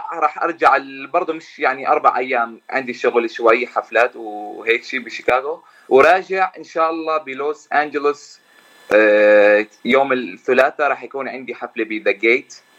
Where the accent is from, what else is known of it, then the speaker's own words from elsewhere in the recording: Jordan; moved away as an adult; now in United States; طبعا أنا من الأردن من أصول فلسطيني صار لي تقريبا سنتين بأمريكا